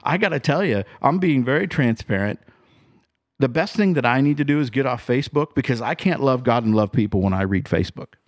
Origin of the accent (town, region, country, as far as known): United States